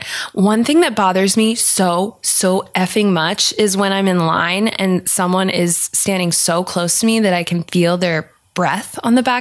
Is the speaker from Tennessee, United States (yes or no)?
no; Redlands, California, United States; also born or lived in Whittier, California; I grew up in the Inland Empire, i.e. In Redlands, California.